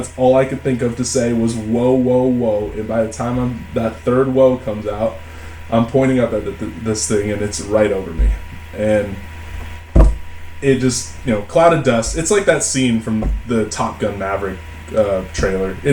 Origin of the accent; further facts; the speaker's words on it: Portland, Oregon, United States; I'm from Portland, Oregon